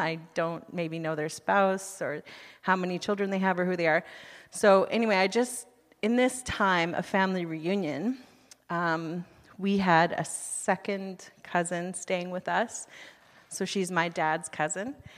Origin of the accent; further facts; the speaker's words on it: United States; moved away as an adult; now in Canada; I'm from the United States